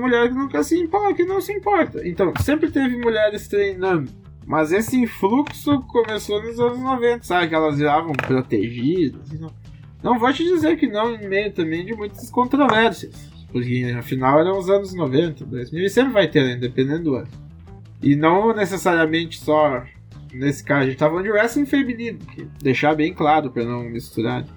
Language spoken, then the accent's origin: Portuguese; Brazil